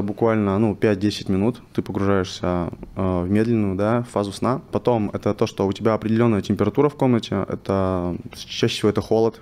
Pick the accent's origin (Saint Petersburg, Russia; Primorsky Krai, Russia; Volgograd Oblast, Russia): Primorsky Krai, Russia; Vladivostok; moved away as an adult; also born or lived in Moscow; now in Dubai, United Arab Emirates; Я из города Владивостока, э, мне 24 года сейчас. Э, я переехал в Москву, э, когда мне было 21